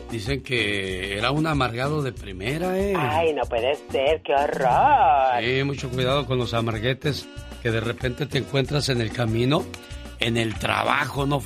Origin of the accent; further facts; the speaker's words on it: Ciudad Juárez, Chihuahua, Mexico; Yo soy de Ciudad Juárez y como muchos hijos que no conocieron a sus padres, el, al mío nunca lo conocí.